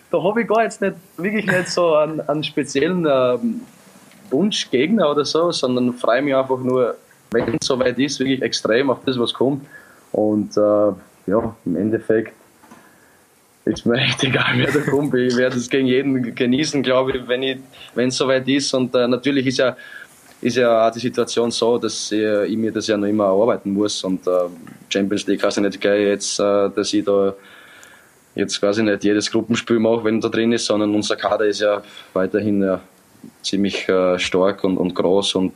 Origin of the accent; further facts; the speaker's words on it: Austria; born there; Ich bin aber ja in Österreich geboren